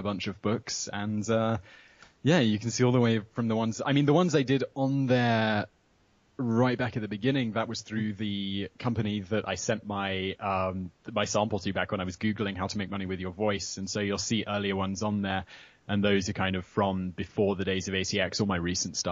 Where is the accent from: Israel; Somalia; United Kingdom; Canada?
United Kingdom; moved away as an adult; also born or lived in London / Sri Lanka; now in Prague, Czech Republic; I'm still British